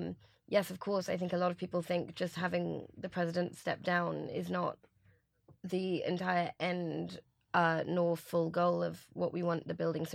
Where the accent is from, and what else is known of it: England, United Kingdom